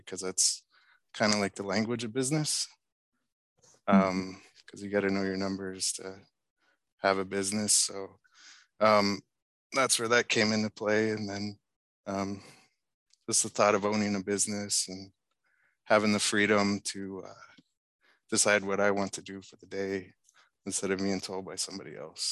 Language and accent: English; Fairbanks, Alaska, United States; also born or lived in Galena, Alaska; I grew up in Fairbanks and Galena.